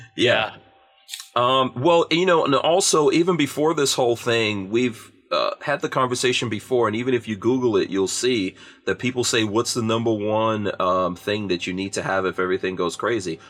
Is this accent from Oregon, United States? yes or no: no; New York City, New York, United States; also born or lived in Guyana / England; I grew up in New York City in the crack 80s